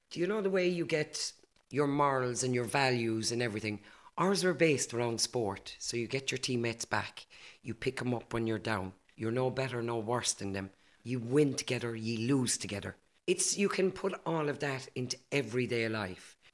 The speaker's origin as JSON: {"language": "English", "country": "Ireland", "said": "visibly Irish. Once I put on that Irish jersey, now they had no other choice but to recognise me as an Irish person first and foremost."}